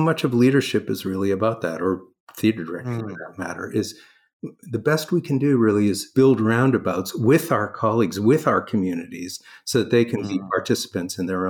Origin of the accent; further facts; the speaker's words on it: Toronto, Ontario, Canada; accent: Canadian; moved away as an adult; also born or lived in Stanford; I'm Canadian. Grew up in Toronto.